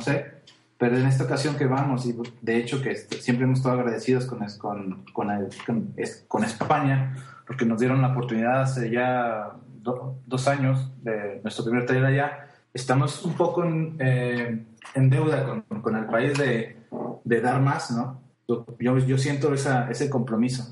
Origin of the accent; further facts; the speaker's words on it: Mexico; yo soy mexicano